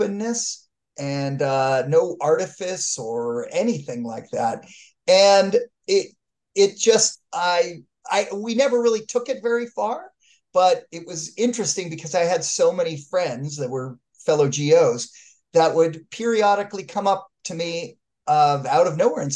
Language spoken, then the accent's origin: English; Los Angeles, California, United States; Encino, which happens to be about 6.5 miles from Granada Hills